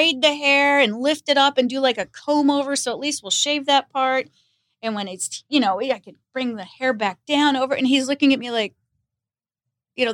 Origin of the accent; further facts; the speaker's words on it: Los Angeles, California, United States; growing up in Los Angeles, you know, that was Hollywood